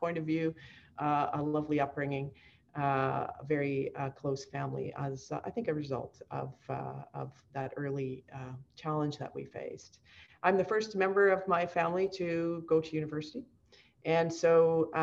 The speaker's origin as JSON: {"language": "English", "town": "Kamloops", "region": "British Columbia", "country": "Canada", "tie": "born or raised there", "said": "I'm from British Columbia, born and bred here, either on the coast or spent most of my sort of formative years in the interior in Kamloops"}